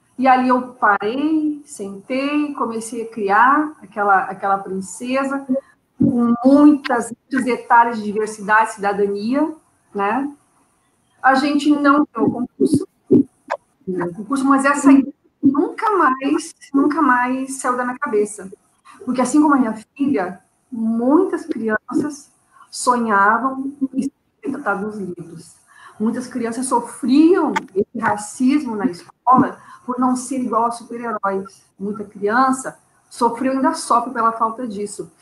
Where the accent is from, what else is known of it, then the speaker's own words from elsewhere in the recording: Porto Alegre, Rio Grande do Sul, Brazil; moved away as an adult; now in Rio de Janeiro, Brazil; Eu sou de Porto Alegre, Porto, Alegre. Então. E lá, minha, quase minha vida toda, né? Estou há sete anos no Rio de Janeiro